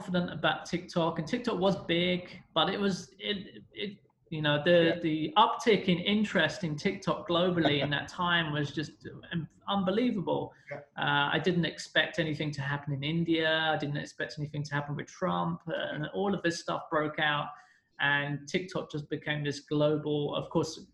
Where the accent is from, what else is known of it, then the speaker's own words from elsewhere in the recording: London, United Kingdom; moved away as an adult; now in China; I'm from London. I'm British.